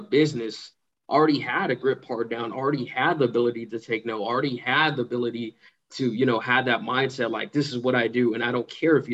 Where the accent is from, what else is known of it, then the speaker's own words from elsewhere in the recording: Pasadena, California, United States; moved away as an adult; now in Playa Vista, United States; I'm from Pasadena.